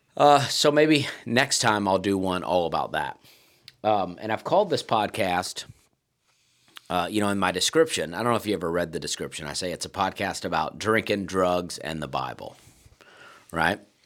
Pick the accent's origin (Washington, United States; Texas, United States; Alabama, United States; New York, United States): Alabama, United States; moved away; I'm from Alabama